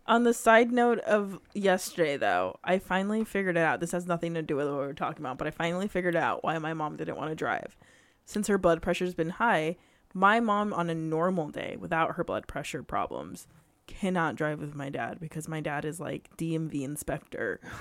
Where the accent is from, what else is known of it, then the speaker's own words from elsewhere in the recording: United States; I am American